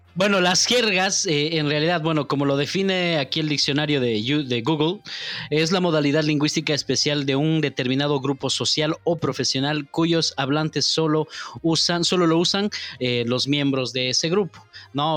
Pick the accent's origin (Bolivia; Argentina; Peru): Bolivia; La Paz; accent: paceño; now in Santa Cruz, Bolivia; Pese, pese a que estoy aquí, yo hablo como paseño nomás